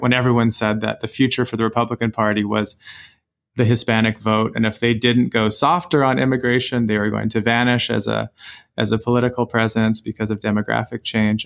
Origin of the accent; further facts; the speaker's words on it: Canada; I as a Canadian citizen